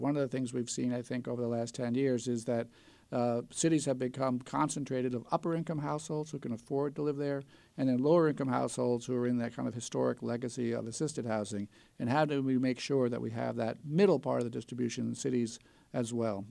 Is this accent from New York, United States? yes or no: yes; the New York area, United States; I grew up in the New York area in the late nineteen seventies